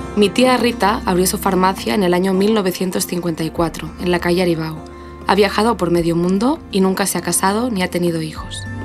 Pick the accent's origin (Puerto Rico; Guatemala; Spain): Spain; Barcelona, Catalonia; moved away as an adult; also born or lived in Venezuela / Mexico / Brazil; soy periodista de Barcelona, pero he vivido mucho tiempo lejos